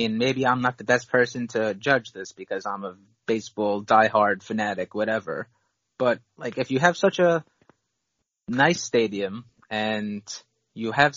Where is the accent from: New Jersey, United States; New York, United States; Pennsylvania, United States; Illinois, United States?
New York, United States; New York City; As a New Yorker